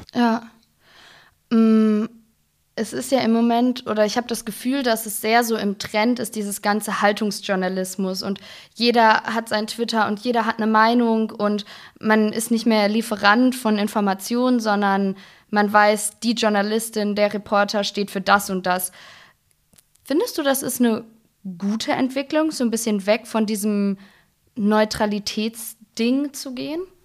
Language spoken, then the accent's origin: German; Ruhr area, North Rhine-Westphalia, Germany; Also ich komme gebürtig aus dem Ruhrgebiet